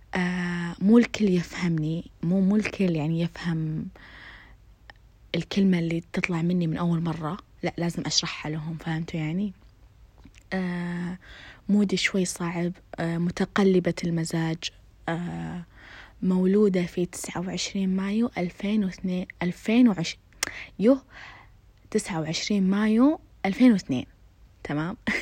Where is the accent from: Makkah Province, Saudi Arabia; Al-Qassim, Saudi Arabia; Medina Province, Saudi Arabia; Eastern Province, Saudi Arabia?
Eastern Province, Saudi Arabia; Khobar; ساكنة في الخبر، آه، من مواليد الخبر، من تربات الخبر